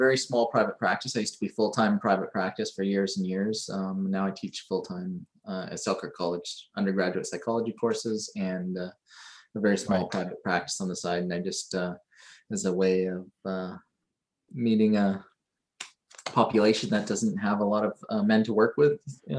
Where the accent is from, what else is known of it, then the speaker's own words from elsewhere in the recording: Hong Kong; also born or lived in Creston, Canada; I did spend a couple of years over in Manitoba, but grew up mostly in Hong Kong and Creston.